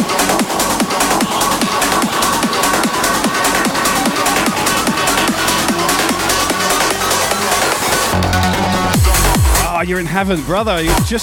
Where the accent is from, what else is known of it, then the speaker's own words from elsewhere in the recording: Southampton, South East England, United Kingdom; I'm from Southampton